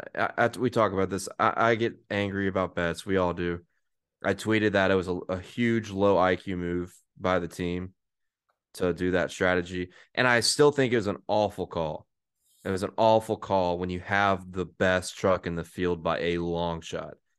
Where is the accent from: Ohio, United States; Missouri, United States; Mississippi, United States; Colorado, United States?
Mississippi, United States; Hattiesburg; I'm from Hattiesburg